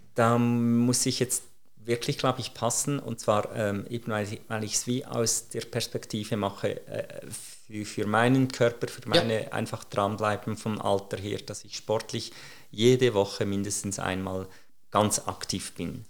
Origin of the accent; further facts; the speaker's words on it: Switzerland; als Schweizer